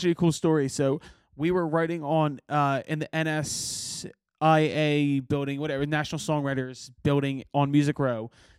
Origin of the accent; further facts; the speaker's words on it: Philadelphia, Pennsylvania, United States; I was like, yeah, why?